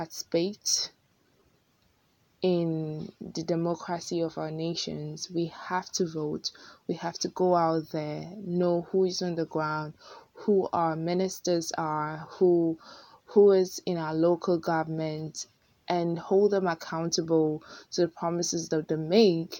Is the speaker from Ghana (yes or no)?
yes; Ghana; moved away as an adult; now in United States; I'm coming from Ghana and living in the US for the past year